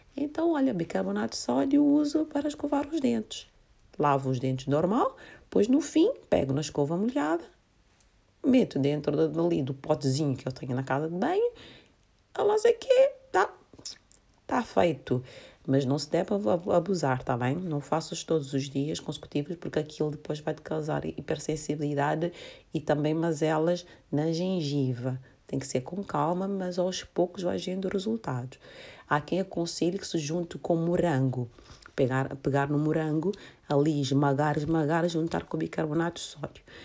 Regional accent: Santiago, Cape Verde; moved away; eu sou cabo-verdiana, nós em Cabo Verde celebramos muito o carnaval

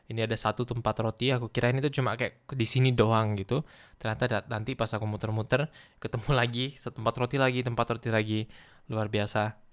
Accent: Duri, Riau, Indonesia; Mungkin di sini bahkan lebih mirip sama sama vibe di sekitar kotaku di Duri

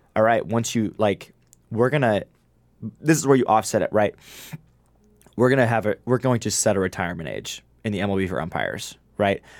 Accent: Illinois, United States; I'm from Illinois

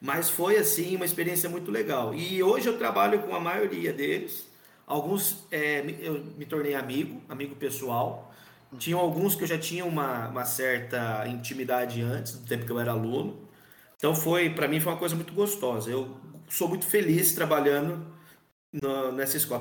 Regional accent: Bauru, São Paulo, Brazil; Eu voltei para Bauru, né? Que eu sou aqui de Bauru.

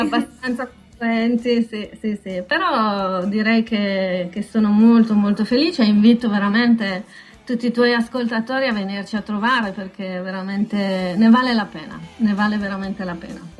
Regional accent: Buttrio, Friuli-Venezia Giulia, Italy; moved away as an adult; also born or lived in Shanghai, China; now in Taiwan; io vengo da un paese, io sono nata a Butrio

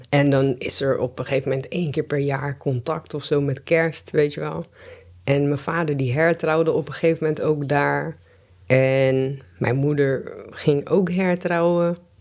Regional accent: Delft, South Holland, Netherlands; ik ben geboren in Delft en ik ben eigenlijk altijd opgegroeid samen met mijn moeder

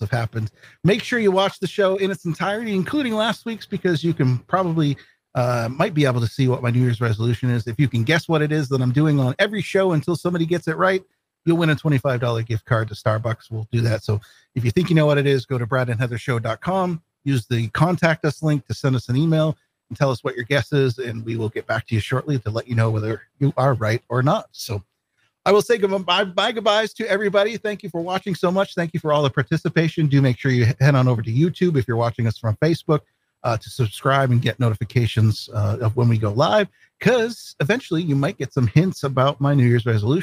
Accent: Vermont, United States; now in Maine, United States; I grew up in Vermont. I live in Maine now

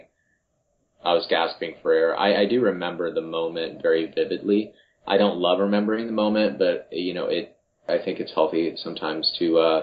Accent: Marion, Ohio, United States; I was born in Marion, Ohio.

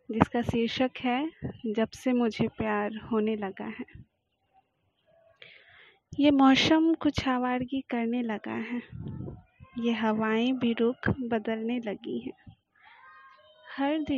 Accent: Delhi, India; मेरा प्यार भरा नमस्कार … दिल्ली से हूँ

